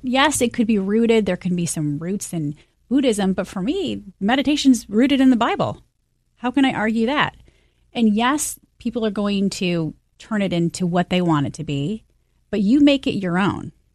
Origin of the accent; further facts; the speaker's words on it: Michigan, United States; moved away; I'm from Michigan